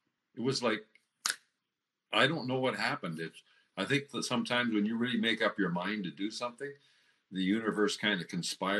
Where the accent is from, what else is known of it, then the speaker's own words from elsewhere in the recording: Waterloo, Ontario, Canada; also born or lived in Durham, Ontario; now in Kitchener, Canada; I grew up in Waterloo.